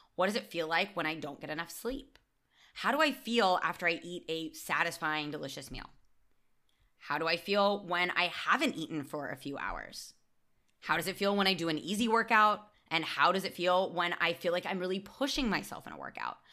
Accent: United States; now in Barcelona, Spain; as an American

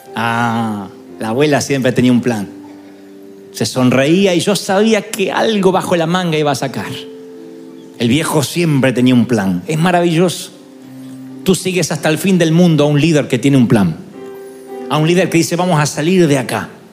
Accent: Argentina; moved away; allá en Argentina nací, allá.

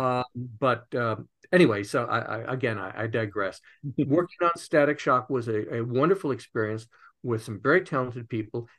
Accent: Beverly Hills, California, United States; I grew up here in Los Angeles, and even weirder than that, on the wrong side of the tracks in Beverly Hills.

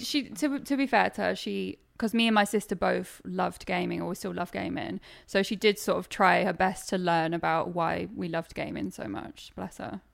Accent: Suffolk, East of England, United Kingdom; also born or lived in Norwich; I'm from Suffolk, technically, but it's the nearest city and people actually know where Norwich is, so I just say I'm from Norwich.

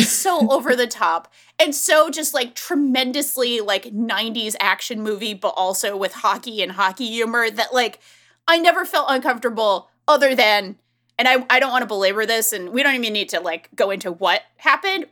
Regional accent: Northeast, United States; I'm from the Northeast

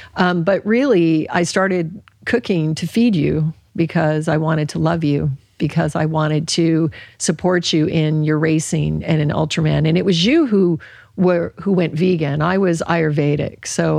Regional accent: Alaska, United States; And I grew up in Alaska. There were hardly any vegetables, in the long winters.

